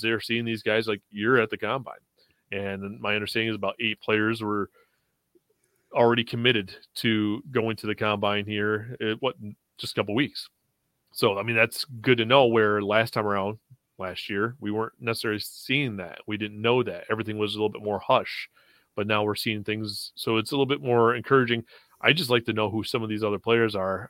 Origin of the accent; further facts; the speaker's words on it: Western New York, United States; now in Florida, United States; I live in Florida, but I'm originally from Western New York